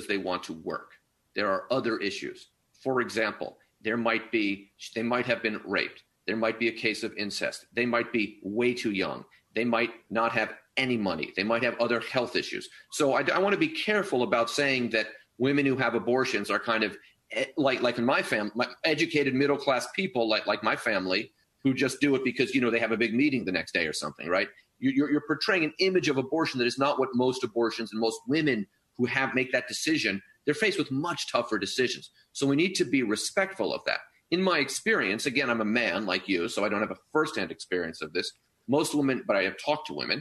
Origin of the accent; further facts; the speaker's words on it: San Francisco, California, United States; I'm from San Francisco